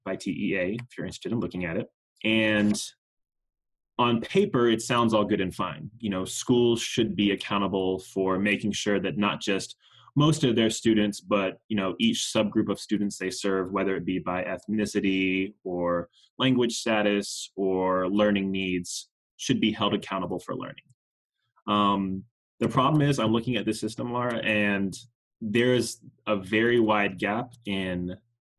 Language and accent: English; Raleigh, North Carolina, United States; now in Houston, United States; Before I was in Houston, I grew up in North Carolina. I'm from Raleigh